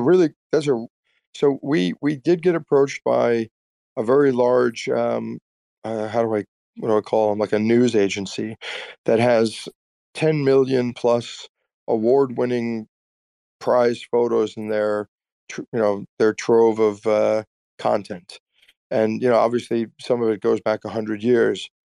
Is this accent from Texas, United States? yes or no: yes; Austin, Texas, United States; we're from Austin